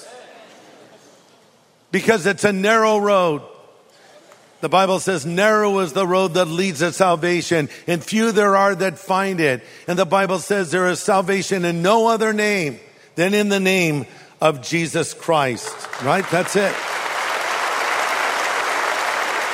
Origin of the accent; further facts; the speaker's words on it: California, United States; I'm from California